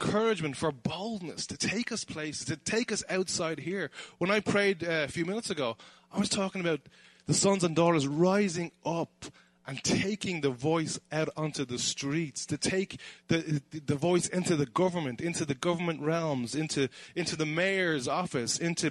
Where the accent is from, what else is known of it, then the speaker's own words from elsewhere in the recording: Dublin, Leinster, Ireland; I'm originally from Dublin, and we live just outside Dublin in Ireland. And Conor McGregor lives in my hometown